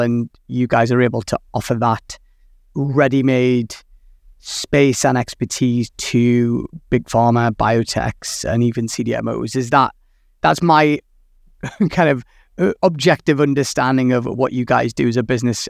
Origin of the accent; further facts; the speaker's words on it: Newcastle upon Tyne, North East England, United Kingdom; my hometown